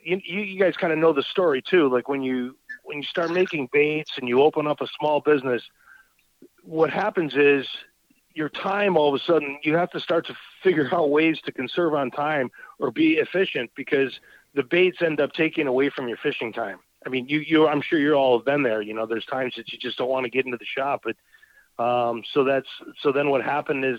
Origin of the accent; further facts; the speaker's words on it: Buffalo, New York, United States; now in Wisconsin, United States; I grew up in Buffalo, New York. So I'm an East Coast boy